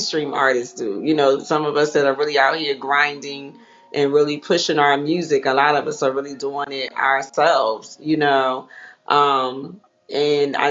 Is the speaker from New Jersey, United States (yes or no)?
yes; Atlantic City, New Jersey, United States; moved away as an adult; now in Atlanta, United States; I am originally from Atlantic City, New Jersey. I know that a lot of people probably like, there's really people that live there? Yes, I used to live there. Born and raised